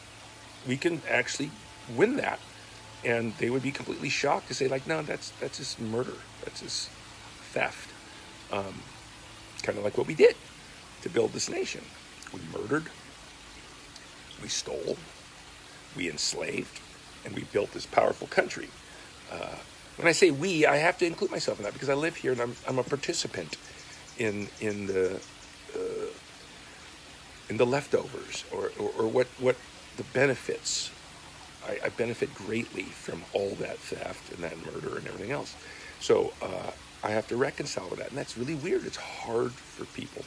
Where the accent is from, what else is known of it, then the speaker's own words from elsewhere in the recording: United States; also born or lived in Ojai, California; I was born in America. My parents came here as immigrants, like many people. I'm born here